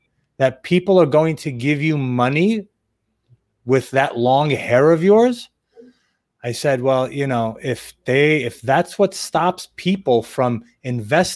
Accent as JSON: {"language": "English", "region": "New York", "country": "United States", "also_born_or_lived": "Israel / Boca Raton, Florida", "moved": "yes", "lives_now": "Florida, United States", "said": "I'm from New York originally"}